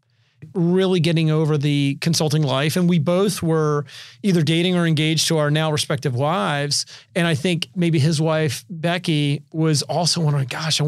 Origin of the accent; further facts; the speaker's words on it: Richmond, Virginia, United States; now in San Diego, United States; I'm originally from Richmond, Virginia.